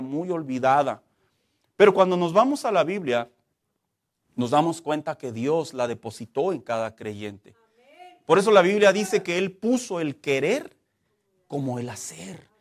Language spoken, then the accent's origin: Spanish; Mexico; como mexicanos